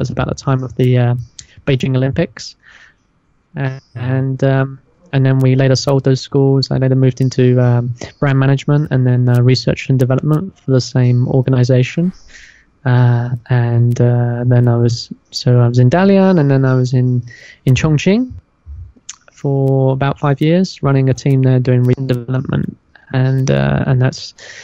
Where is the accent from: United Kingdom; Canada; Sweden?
United Kingdom; London; moved away as an adult; also born or lived in Mongolia; now in China; I came here 13 years ago, and that was straight out of university, just to come for a year and teach English and go back to the city, because I'm from London.